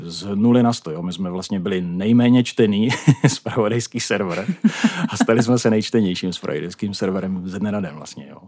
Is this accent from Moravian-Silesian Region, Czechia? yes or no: yes; Ostrava, Moravian-Silesian Region, Czechia; first language Czech; moved away as an adult; also born or lived in Braník, Prague; now in Prague, Czech Republic; Narozen v Ostravě, takže já jsem klasická náplava